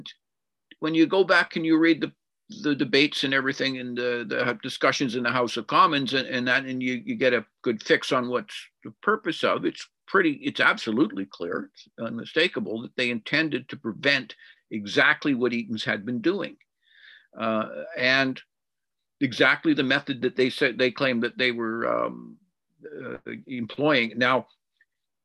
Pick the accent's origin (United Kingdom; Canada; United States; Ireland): Canada; Winnipeg, Manitoba; also born or lived in Edmonton / Vancouver Island / South Africa; now in Victoria, Canada; I was born in Winnipeg a long time ago, and I've lived about a third of my life in Winnipeg, another third in Edmonton, and the final third so far has been in Vancouver Island.